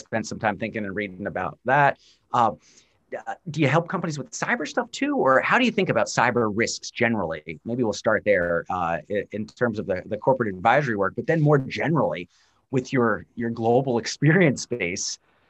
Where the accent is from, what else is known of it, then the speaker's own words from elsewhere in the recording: United States; As an American